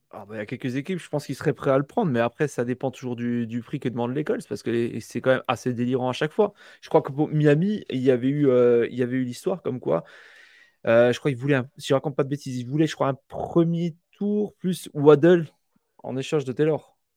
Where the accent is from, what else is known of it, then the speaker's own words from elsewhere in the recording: France; chez nous en France